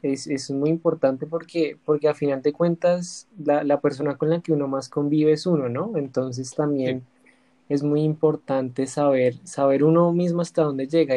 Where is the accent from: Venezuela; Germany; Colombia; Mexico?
Colombia; si uno como colombiano